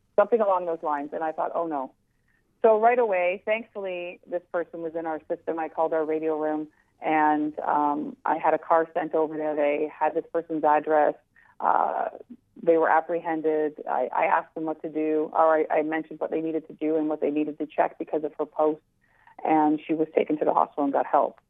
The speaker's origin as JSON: {"language": "English", "country": "Canada", "said": "We're Canadian"}